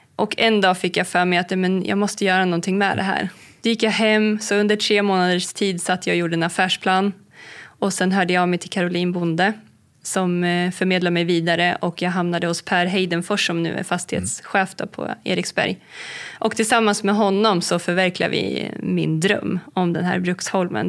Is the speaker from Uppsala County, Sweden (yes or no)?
no; Heden, Södermanland, Sweden; Det är där jag är uppvuxen, vid Heden.